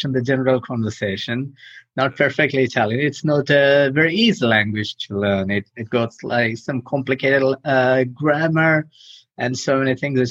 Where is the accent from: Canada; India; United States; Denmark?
India; moved away as an adult; also born or lived in Europe; I'm from India. I left India a few years ago. I got trained as an architect in India